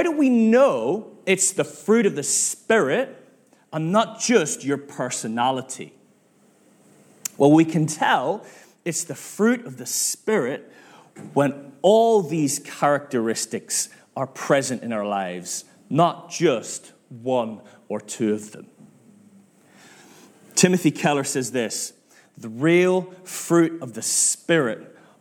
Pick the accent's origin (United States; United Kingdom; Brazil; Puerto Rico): United Kingdom; Northern Ireland; now in Manchester, United Kingdom; I'm from Northern Ireland